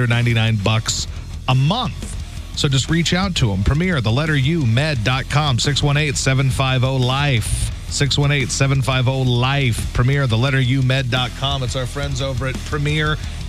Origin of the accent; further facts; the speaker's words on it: United States; I'm American, U.S.